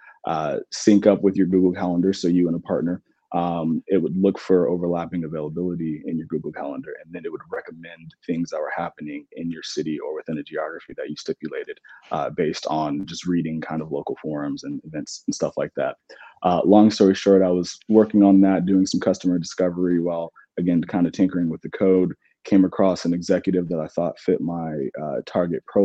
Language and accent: English; Atlanta, Georgia, United States; also born or lived in Clemson; born and raised in Atlanta.